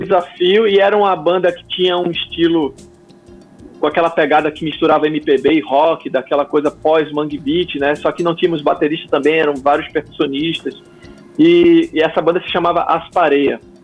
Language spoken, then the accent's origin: Portuguese; Pernambuco, Brazil; moved away as an adult; also born or lived in João Pessoa; oito anos eu estava de volta a Pernambuco, fui me readaptar à cultura pernambucana e a, e a sotaques e, e a, e a minha, minha terra de, de volta. fui crescendo, passando pela adolescência ali.